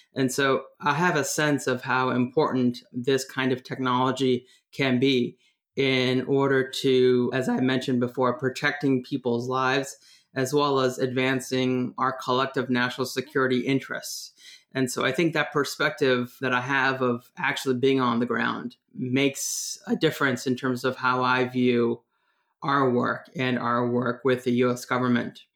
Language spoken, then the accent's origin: English; San Francisco Bay Area, California, United States; moved away as an adult; also born or lived in Washington, D.C.; I was living in the East Bay in the Bay Area. I was born in San Francisco.